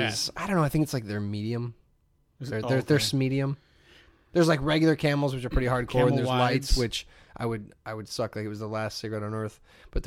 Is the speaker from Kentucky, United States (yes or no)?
no; Hammond, Indiana, United States; moved away; I grew up in Hammond